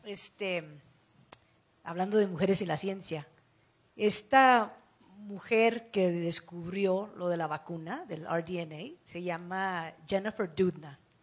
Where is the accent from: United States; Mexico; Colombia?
United States; crecí en Estados Unidos